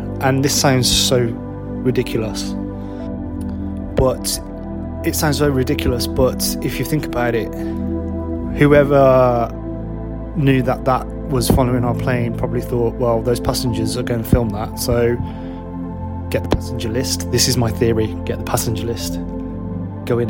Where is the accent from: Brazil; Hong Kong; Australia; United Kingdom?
United Kingdom; I'm a musician from the UK